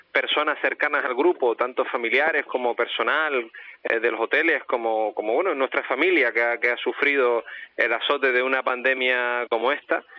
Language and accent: Spanish; Canary Islands, Spain; como canarios